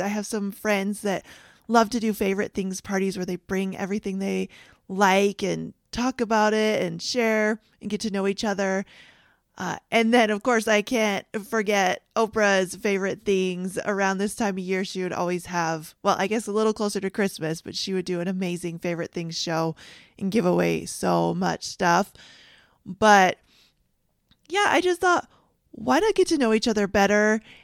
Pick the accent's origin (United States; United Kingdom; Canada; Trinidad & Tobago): Canada; moved away; I grew up in Canada